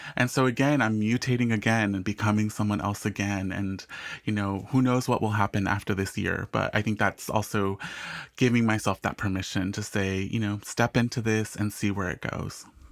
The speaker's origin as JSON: {"language": "English", "region": "Southern California", "country": "United States", "tie": "born or raised there", "also_born_or_lived": "England", "said": "growing up in Southern California"}